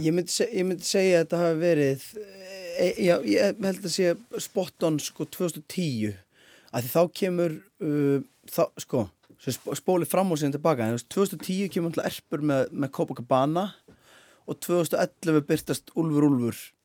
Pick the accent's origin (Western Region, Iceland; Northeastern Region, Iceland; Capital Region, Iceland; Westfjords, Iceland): Northeastern Region, Iceland; Akureyri; moved away; ég er náttúrulega frá akurir í grunninn